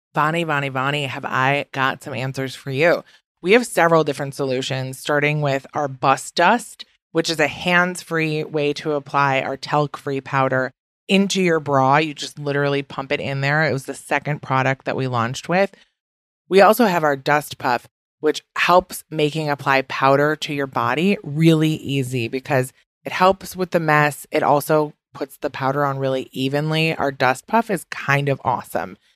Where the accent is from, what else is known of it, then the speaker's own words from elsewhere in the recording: Midwest, United States; accent: Midwest; now in New York City, United States; my Midwest accent is back in full effect.